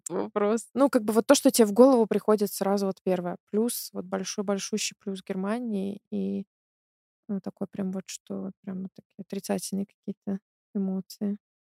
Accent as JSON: {"language": "Russian", "country": "Belarus", "moved": "yes", "lives_now": "Germany", "said": "я из Беларуси, я кроме как в своем городе и в Минске нигде не была"}